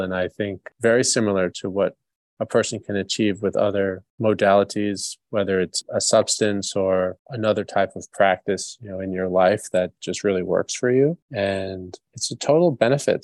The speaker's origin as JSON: {"language": "English", "region": "New York", "country": "United States", "tie": "born or raised there", "said": "I grew up in New York"}